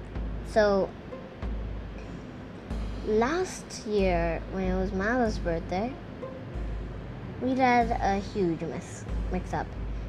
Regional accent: India; also born or lived in Singapore; My home country is India, but then I moved to Singapore. And now I'm in Russia?

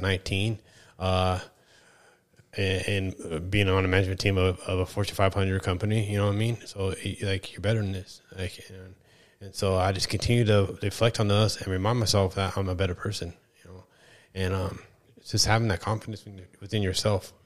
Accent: East Kern, California, United States; I'm from the East Kern

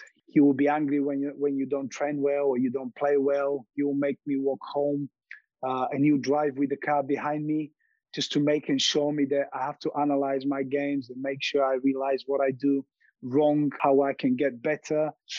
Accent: Montana, United States; But what I remember from growing up in Montana is about the freedom, enjoyment, having my friends beside me, enjoying playing football.

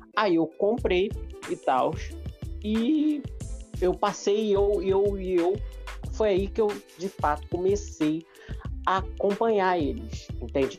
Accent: Rio de Janeiro, Brazil; Eu sou carioca

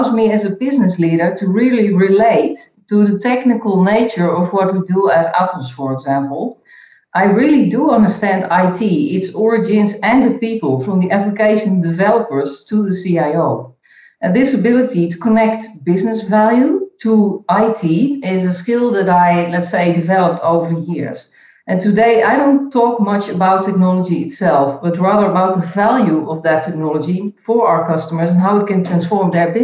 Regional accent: Netherlands; moved away as an adult; also born or lived in Chicago, United States / Geneva, Switzerland; now in Belgium; I was born and I grew up in the Netherlands in a pretty stable family environment

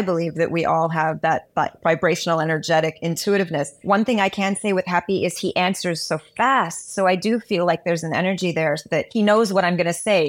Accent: Montreal, Quebec, Canada; I'm from Montreal, Canada. I'm half Guyanese. South American

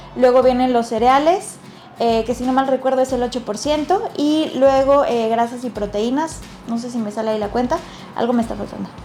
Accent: Mexico; como mexicanos y como latinos tenemos una prevalencia

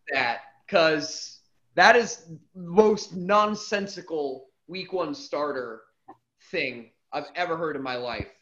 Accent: Chicago area, Illinois, United States; I grew up in the Chicago area, outside of Chicago

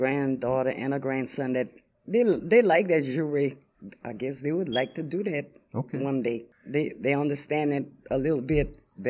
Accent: Opelousas, Louisiana, United States; We grew up in Opelousas

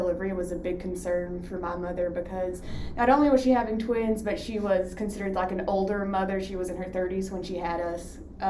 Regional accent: Whitesburg, Kentucky, United States; I'm a second year medical student, and I'm from Whitesburg, Kentucky.

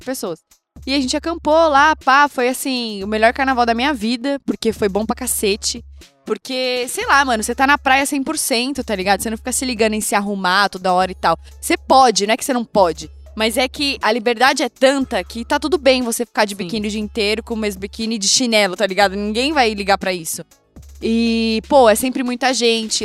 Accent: southeastern Brazilian coast, Brazil; now in São Paulo, Brazil; eu sou caiçara, né, mano? Tipo, eu vivo da praia. Sempre fui pra praia, sempre morei em lugar de praia.

